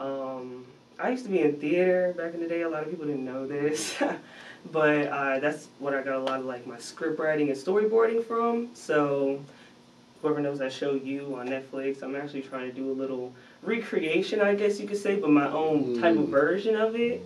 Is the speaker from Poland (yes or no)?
no; New Jersey, United States; I'm from Jersey, so okay. it's just East Coast